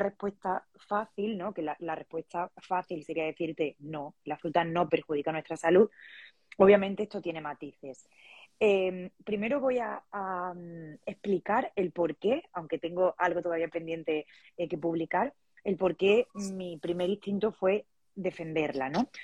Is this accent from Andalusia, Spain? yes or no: yes; Andalusia, Spain; moved away as an adult; now in Valencia, Spain; soy andaluza, pero vivo en Valencia. Y bueno, aquí llevo unos eh, cuatro años